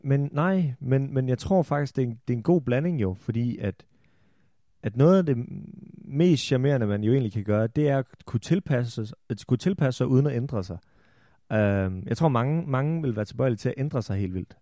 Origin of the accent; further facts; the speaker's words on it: Holstebro, Central Denmark Region, Denmark; jeg kommer fra Holstebro. Jeg har af urensagelige årsager gået på handelsgymnasiet i Holstebro